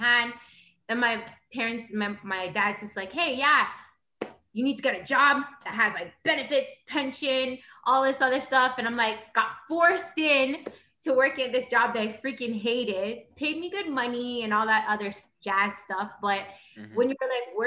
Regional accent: Toronto, Ontario, Canada; I'm from Toronto. You know, grew up in a bad neighborhood

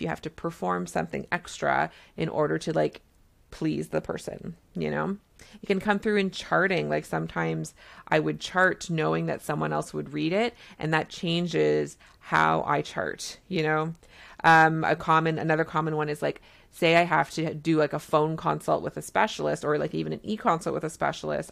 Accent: Canada; I'm a Canadian family physician

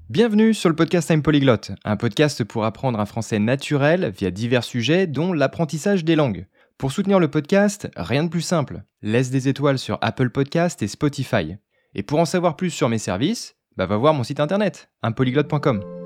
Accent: France; first language French; je suis un Français assez fier de sa culture

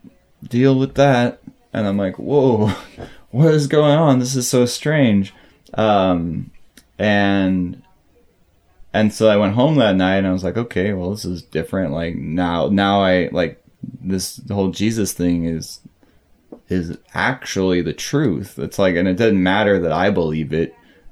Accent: St. Louis, Missouri, United States; I was born there and spent until about high school

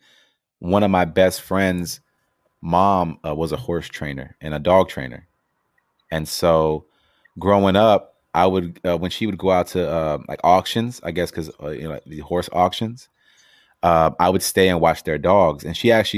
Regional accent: Los Angeles, California, United States; growing up

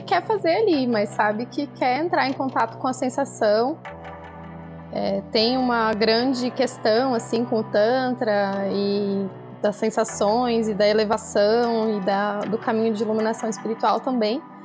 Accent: interior of Paraná, Brazil; moved away; eu venho aqui para o interior trazer, trazendo esse trabalho é, com muita honra e muita alegria também para o local onde eu nasci

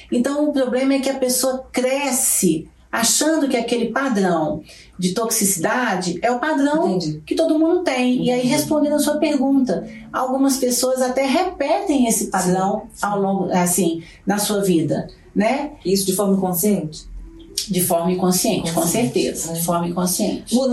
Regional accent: Belo Horizonte, Minas Gerais, Brazil; Sou de Belo Horizonte. É sou, eu sou metade, eu sou metade de Belo Horizonte, metade do Rio de Janeiro.

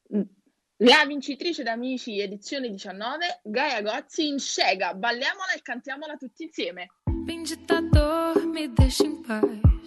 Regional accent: Naples, Campania, Italy; io da buona napoletana

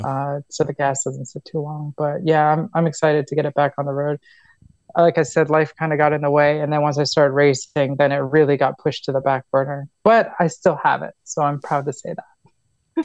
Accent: New York, United States; moved away; also born or lived in Florida; I was born in New York

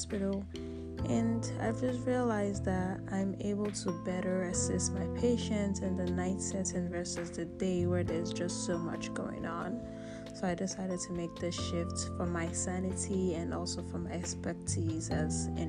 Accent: Nigeria; now in United States; I'm a Nigerian. My country

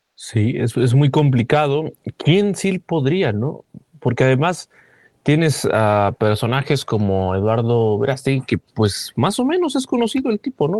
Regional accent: Mexico

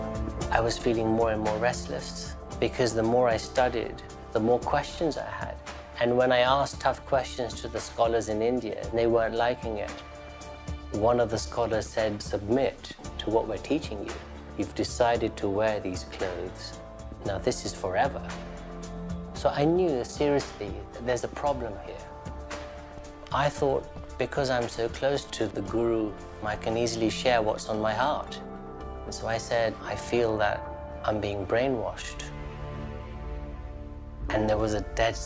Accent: London, United Kingdom; Growing up in London, my parents were Hindus.

